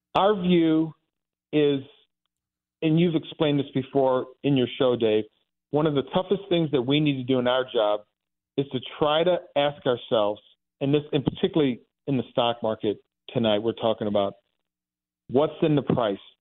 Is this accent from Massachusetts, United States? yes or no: no; Dellwood, Missouri, United States; I grew up in Delwood. This is out, you know, on Saint Charles Rock Road